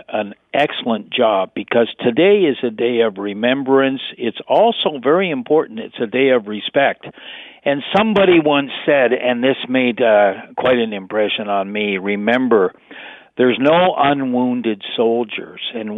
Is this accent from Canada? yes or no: yes; Canada; we are united as Canadians